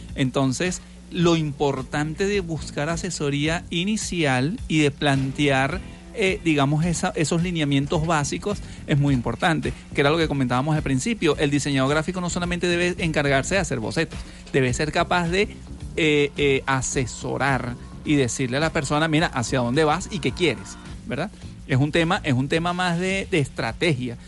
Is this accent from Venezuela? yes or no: yes; Venezuela; como somos venezolanos